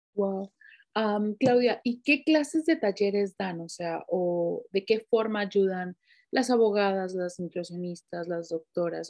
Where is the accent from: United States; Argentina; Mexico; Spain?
Mexico; moved away as an adult; tú y yo somos mexicanas